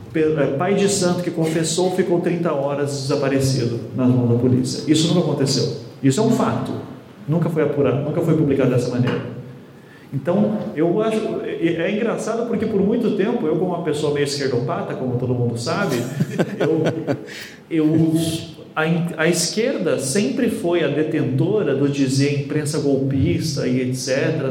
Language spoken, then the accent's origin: Portuguese; Paraná, Brazil; eu venho aqui do Paraná